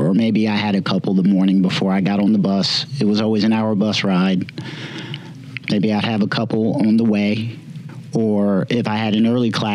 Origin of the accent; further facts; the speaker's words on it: Summerville, South Carolina, United States; I am from Somerville, South Carolina.